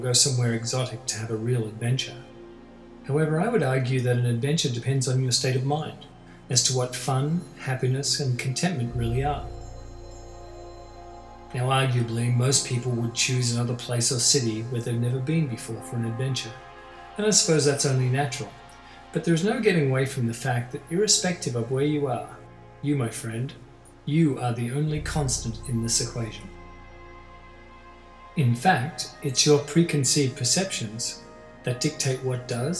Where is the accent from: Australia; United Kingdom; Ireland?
Australia; moved away as an adult; now in Toronto, Canada; I'm Australian and grew up there, I've lived in Toronto for many years now.